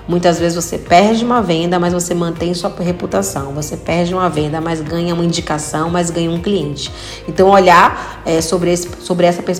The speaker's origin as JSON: {"language": "Portuguese", "region": "Bahia", "country": "Brazil", "said": "Painho, né? Eu sou baiana."}